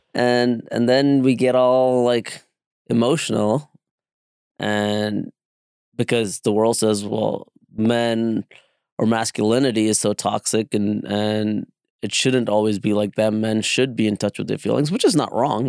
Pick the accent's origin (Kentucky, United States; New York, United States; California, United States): New York, United States; New York City; that … kind of Hispanic feel that I grew up in in the Bronx